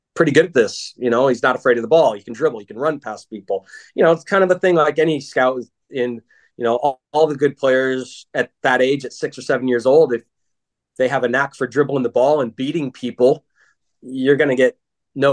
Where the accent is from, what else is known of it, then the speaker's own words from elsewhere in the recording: Gladstone, Oregon, United States; also born or lived in Milwaukie, Oregon; we moved from Milwaukee to Gladstone, just, you know, what people do, move out of the city into the burbs, right? And, you know, Gladstone was a nice, tight community